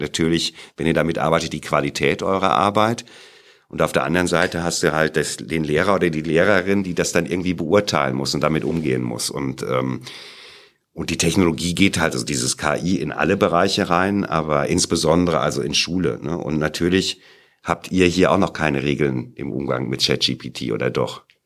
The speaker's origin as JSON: {"language": "German", "area": "Sauerland", "region": "North Rhine-Westphalia", "country": "Germany", "tie": "born or raised there", "moved": "as an adult", "lives_now": "Munich, Germany", "said": "ich komme aus München, da wohne ich jetzt. Ja, bin aber im Sauerland geboren"}